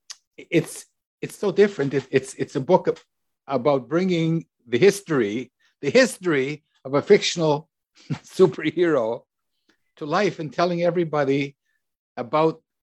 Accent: Canada; I'm from Canada.

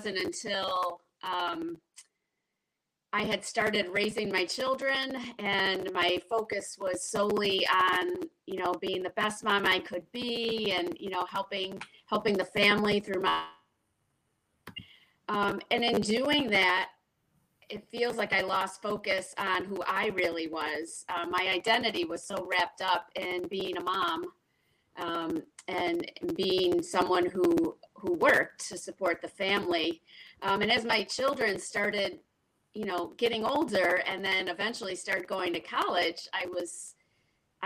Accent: Rochester, New York, United States; now in Webster, United States; I was born and raised in Rochester, New York

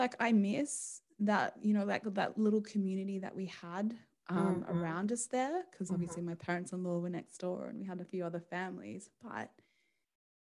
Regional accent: Australia; moved away as an adult; we're Australian

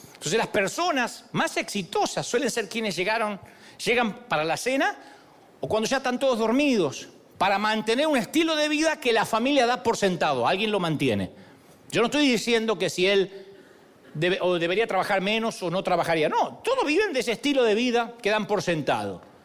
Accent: Argentina

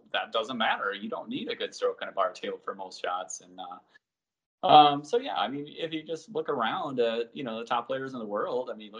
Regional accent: Minnesota, United States; also born or lived in Colorado / Texas; now in Maryland, United States; growing up in Minnesota

